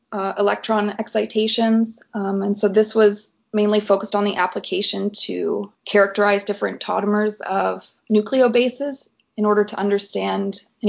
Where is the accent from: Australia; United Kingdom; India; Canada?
Canada; Prince Edward Island; I was born in Prince Edward Island, so the tiniest province in Canada.